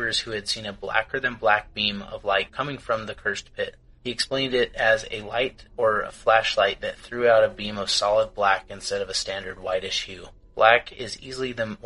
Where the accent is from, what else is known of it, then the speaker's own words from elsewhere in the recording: United States; I'm American